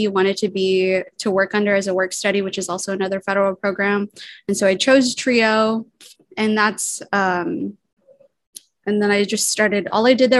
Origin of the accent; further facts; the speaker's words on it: Guam; I'm half Palauan, half Pohnpeian, born and raised on Guam.